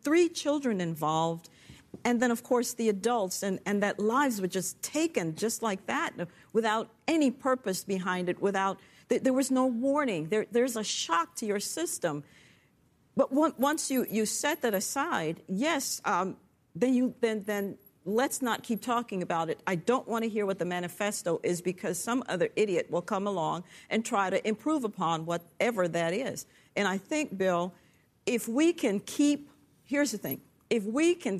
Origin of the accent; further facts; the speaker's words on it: Jamaica; now in United States; I'm from Jamaica